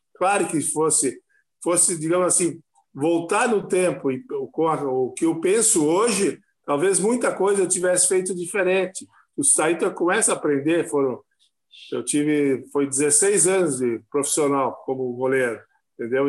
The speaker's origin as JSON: {"language": "Portuguese", "town": "Encantado", "region": "Rio Grande do Sul", "country": "Brazil", "tie": "born or raised there", "said": "eu sou natural de Encantado"}